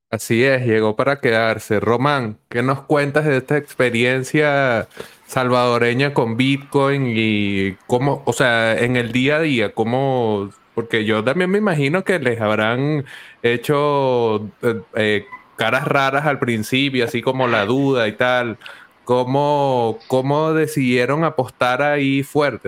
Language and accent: Spanish; Venezuela; a mí acá como venezolano